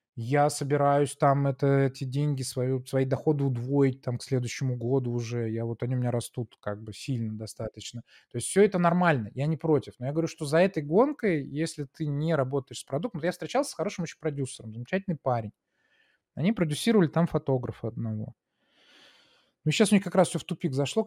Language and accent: Russian; Saint Petersburg, Russia; moved away as an adult; also born or lived in United States; я был такой питерский технарь